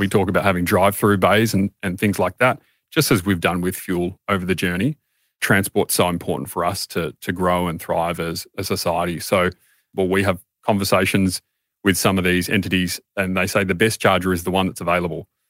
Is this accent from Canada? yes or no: no; Australia